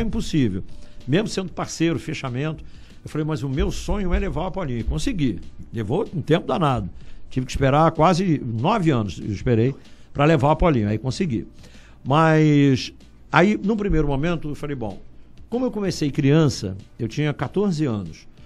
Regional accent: Rio de Janeiro, Brazil; accent: carioca; also born or lived in Juiz de Fora, Minas Gerais; pro Rio, a minha cultura é toda carioca

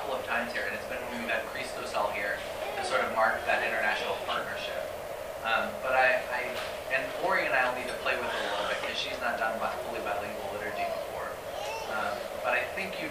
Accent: Denver, Colorado, United States; also born or lived in California / Washington, D.C.; now in St. Louis, United States; I grew up in Denver, moved to California, and then went to Washington, D.C.

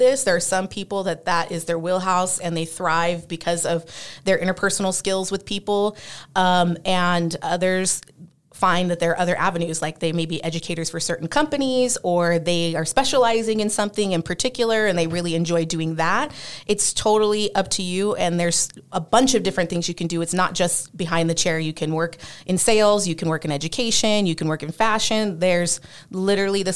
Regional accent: California, United States; also born or lived in Las Vegas, Nevada; I am originally from California

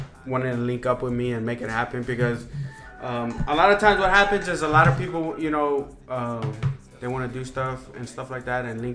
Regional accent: Houston, Texas, United States; I grew up in Second Ward

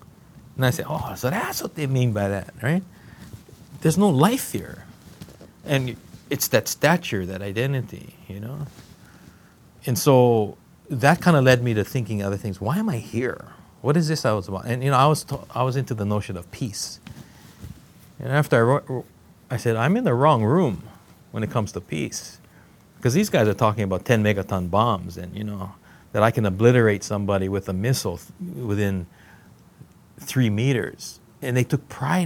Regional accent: Hawaii, United States; moved away as an adult; as a Hawaiian who was just beginning to understand and learning what it was to be Hawaiian

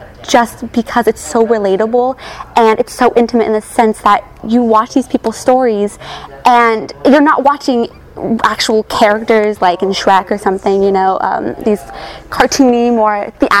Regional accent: Huntington Beach, California, United States; I'm from Huntington Beach, California.

